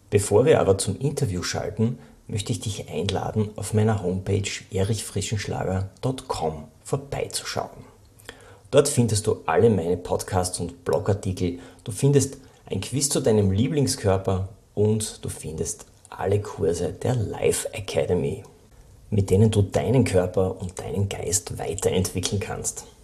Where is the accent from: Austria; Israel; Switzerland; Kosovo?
Austria; Styria; Ich bin auch gebürtiger Oststeirer.